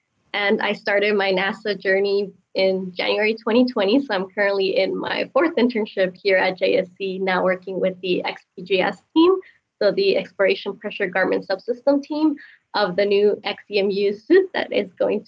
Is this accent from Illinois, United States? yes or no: no; Los Angeles, California, United States; moved away as an adult; also born or lived in Massachusetts / Spain; I'm from Los Angeles, California, but I ended up going to college at this small liberal arts school in Massachusetts